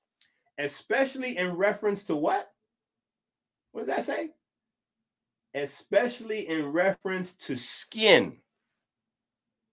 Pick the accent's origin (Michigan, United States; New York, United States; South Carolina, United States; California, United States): New York, United States; born or raised there; moved away